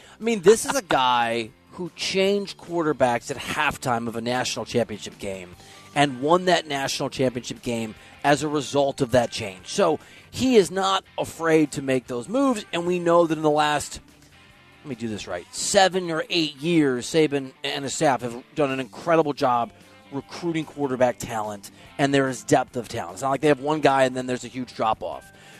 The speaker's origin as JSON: {"language": "English", "region": "Midwest", "country": "United States", "said": "It's a great town, man. I'm from the Midwest. It reminds me of a bigger, cooler Des Moines."}